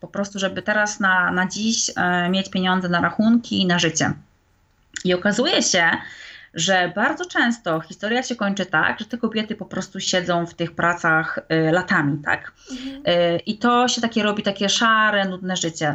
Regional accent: Wrocław, Lower Silesian Voivodeship, Poland; moved away as an adult; now in England, United Kingdom; Jestem w ogóle z Wrocławia

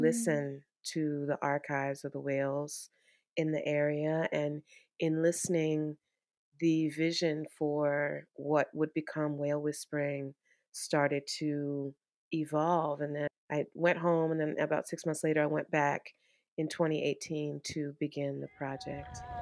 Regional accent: Washington, District of Columbia, United States; I'm a D C native

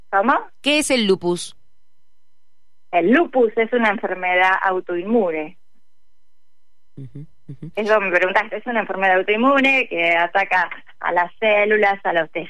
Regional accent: General Roca, Río Negro, Argentina; born there; now in Buenos Aires, Argentina; Sí, estoy en Capital Federal, pero nací en la ciudad General Roca, Río Negro.

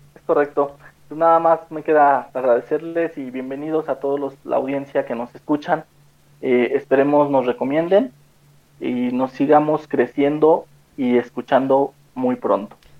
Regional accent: Mexico; como mexicanos

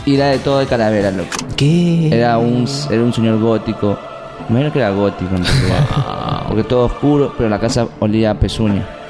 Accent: Portoviejo, Manabí, Ecuador; esta es mi tierra, aquí me quedo

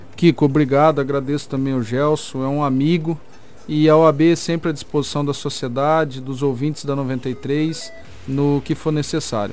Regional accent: Sinop, Mato Grosso, Brazil; só não nasci em Sinop, mas fui criado em Sinop

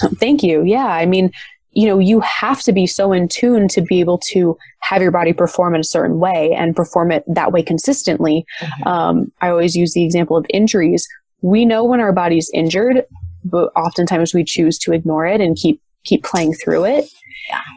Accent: Las Vegas, Nevada, United States; also born or lived in Michigan; my family moved out to Las Vegas, which is where I currently reside. When I was ten

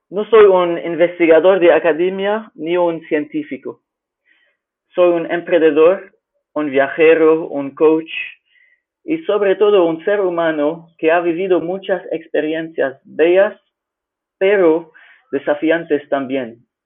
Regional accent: Lebanon; Spanish is a second language; now in Fortaleza, Brazil; soy originalmente de Líbano, pero vivía en más de seis países en mi vida.

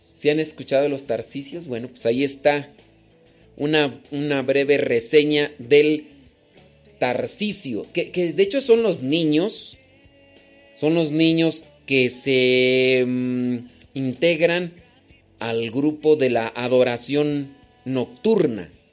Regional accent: Guanajuato, Mexico; los que somos de Guanajuato

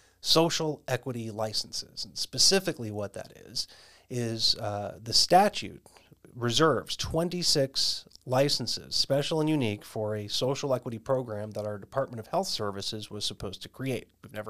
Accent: Arizona, United States; you'll know here in my home state of Arizona

